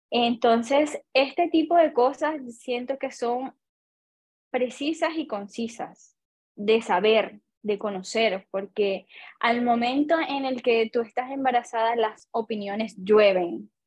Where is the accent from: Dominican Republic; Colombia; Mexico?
Colombia; moved away as an adult; now in Chile; soy colombiana, vivo en Chile hace aproximadamente más de cinco años